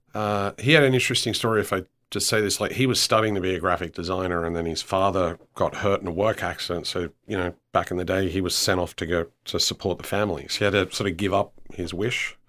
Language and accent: English; Australia; also born or lived in Copenhagen; now in Houston, United States; as an Australian